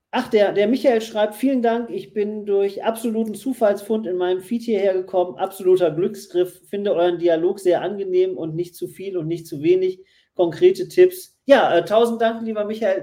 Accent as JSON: {"language": "German", "town": "Essen", "region": "North Rhine-Westphalia", "country": "Germany", "tie": "born or raised there", "also_born_or_lived": "Berlin", "moved": "yes", "said": "gebürtig in Essen und dann äh, sehr lang in Berlin lebend"}